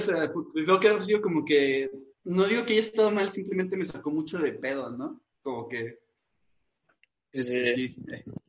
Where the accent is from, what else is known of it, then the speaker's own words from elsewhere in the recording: northern Mexico, Mexico; como buen norteño